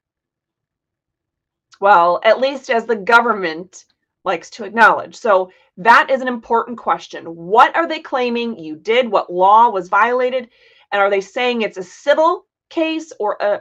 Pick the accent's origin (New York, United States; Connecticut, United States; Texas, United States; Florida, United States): Florida, United States; I grew up in Florida, but I wasn't taught anything about the laws here